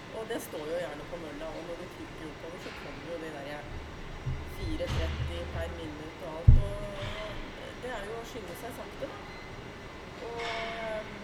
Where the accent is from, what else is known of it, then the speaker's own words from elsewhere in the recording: Norway; jeg er jo født og oppvokst i Oppestad